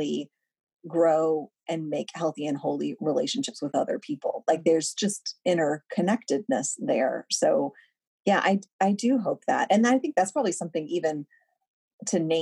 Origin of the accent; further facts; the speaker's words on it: Louisville, Kentucky, United States; I'm from Kentucky and last week there was I'm from Louisville